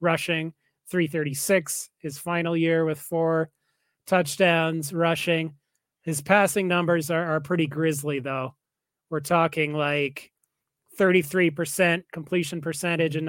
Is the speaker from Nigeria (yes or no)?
no; Calgary, Alberta, Canada; my hometown, Calgary